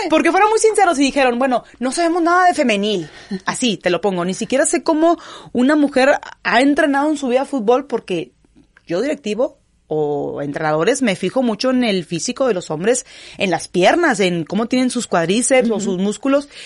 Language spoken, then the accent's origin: Spanish; Gómez Palacio, Durango, Mexico; also born or lived in Canada / Kazakhstan; now in Monterrey, Mexico; soy originaria de Gómez Palacio, Durango, la región de La Laguna, la comarca lagunera, lagunera 100%